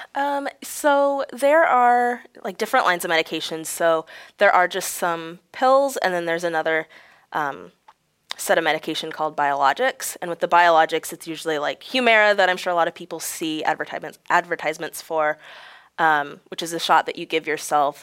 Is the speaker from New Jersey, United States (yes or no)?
no; Galesburg, Illinois, United States; also born or lived in Peoria, Illinois; I grew up in Galesburg, Illinois, it's about forty minutes away from here